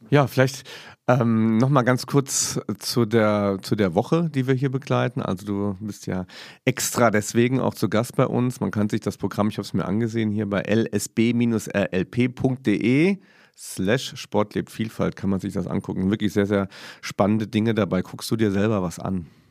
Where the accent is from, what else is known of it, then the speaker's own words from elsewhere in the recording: Saarland, Germany; Ich als Saarländer